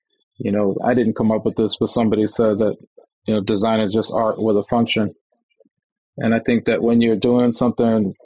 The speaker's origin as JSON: {"language": "English", "region": "Texas", "country": "United States", "tie": "born or raised there", "also_born_or_lived": "Ciudad Juárez, Mexico / New York / Los Angeles", "moved": "as an adult", "said": "We moved to Texas when I was really young"}